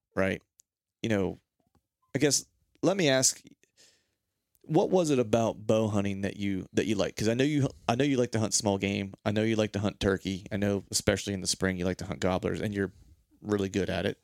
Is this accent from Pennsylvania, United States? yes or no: yes; Pennsylvania, United States; also born or lived in Orlando; in my life growing up in Pennsylvania